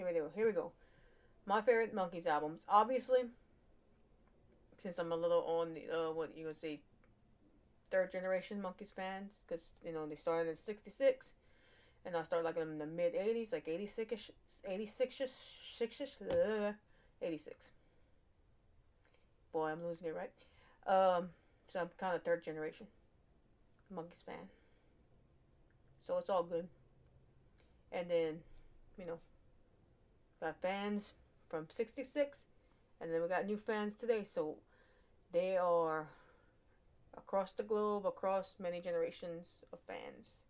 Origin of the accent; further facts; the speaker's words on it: Louisiana, United States; I'm from Louisiana. Sometimes I just speak fast, and I'm a southern woman.